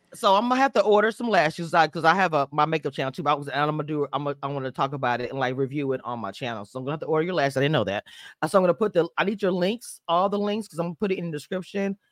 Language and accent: English; Louisiana, United States; I'm from Louisiana